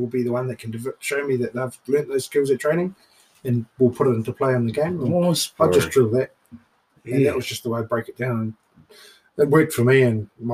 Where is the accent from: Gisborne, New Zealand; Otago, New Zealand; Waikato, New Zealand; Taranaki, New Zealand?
Taranaki, New Zealand; Waitara; also born or lived in Wellington; born in Waitara.